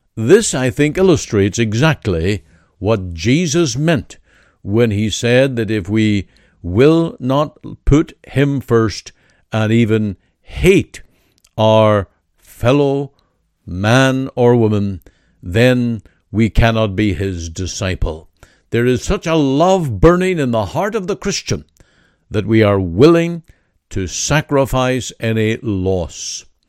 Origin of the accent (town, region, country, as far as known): Canada